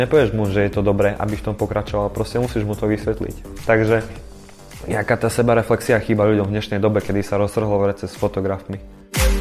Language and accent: Slovak; Košice, Košice Region, Slovakia; som Košičan, pôsobím v Košiciach, ale aj v Bratislave